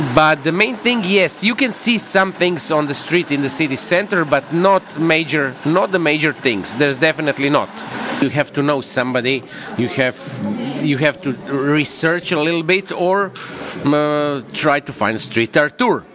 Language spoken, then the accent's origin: English; Zagreb, City of Zagreb, Croatia; my hometown